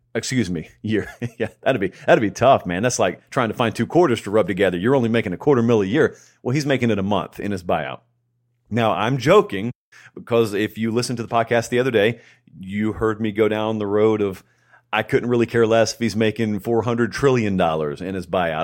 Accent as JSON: {"language": "English", "town": "Columbus", "region": "Georgia", "country": "United States", "tie": "born or raised there", "moved": "as an adult", "lives_now": "Nashville, United States", "said": "I grew up in Columbus, Georgia, which is right on the Chattahoochee River"}